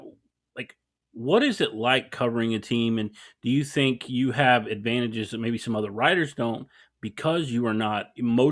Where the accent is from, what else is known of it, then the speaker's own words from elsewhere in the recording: West Texas, United States; growing up in West Texas